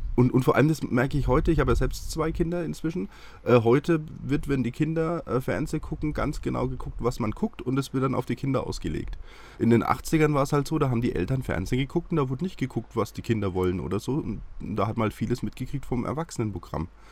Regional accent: Haßfurt, Bavaria, Germany; moved away; also born or lived in Schweinfurt / Munich; in Schweinfurt geboren und ah, bei Haßfurt ah. groß geworden

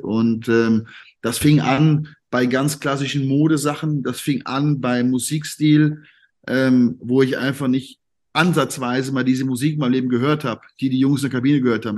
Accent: Siegerland, North Rhine-Westphalia, Germany; also born or lived in Cologne; ich bin ja, ich bin ja eigentlich gebürtiger Kölner. Ähm, meine Eltern kommen ja beide aus dem Siegerland. Ja. Und dann bin ich mit viereinhalb, also ich weiß es nicht mehr, aber bin ich anscheinend zurück ins Siegerland gezogen. Und von daher habe ich ja dort meine ganze Jugend und meine ganze Kindheit verbracht

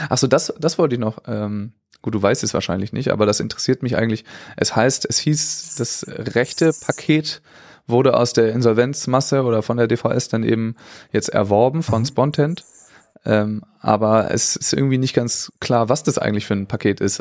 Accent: Germany; für uns als Deutsche

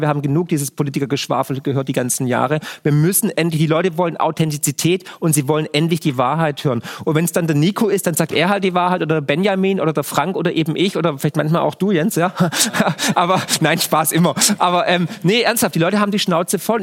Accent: Germany; in dem Land, wo ich geboren bin

